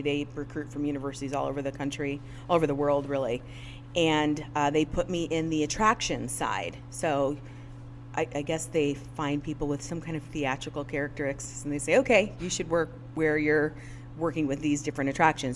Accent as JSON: {"language": "English", "region": "Northwest Indiana", "country": "United States", "tie": "born or raised there", "said": "am born and raised in Northwest Indiana"}